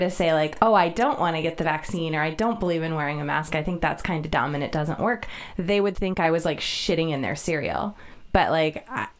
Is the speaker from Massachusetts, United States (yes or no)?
yes; Boston, Massachusetts, United States; also born or lived in Indiana; now in Shasta County, United States; So we happen to live there, which is really cool because I'm from Boston, Massachusetts, where nobody is like that at all.